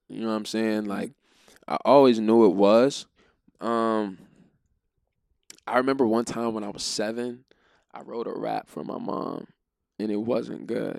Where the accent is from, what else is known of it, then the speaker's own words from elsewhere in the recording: Florida, United States; Growing up in Florida, it was a cross-cultural thing. Everybody liked to skate.